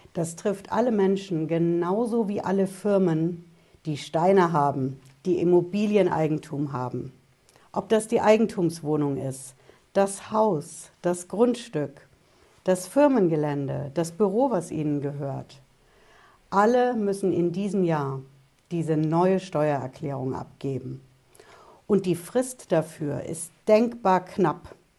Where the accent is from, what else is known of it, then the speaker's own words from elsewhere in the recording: Germany; bei uns in Deutschland